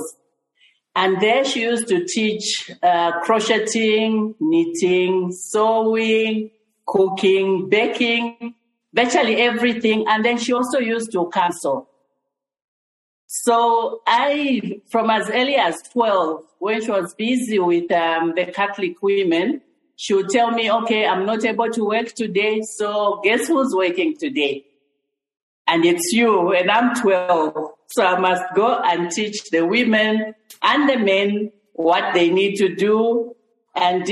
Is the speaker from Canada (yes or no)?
no; Chingola, Copperbelt Province, Zambia; now in Lusaka, Zambia; I grew up in Chingola.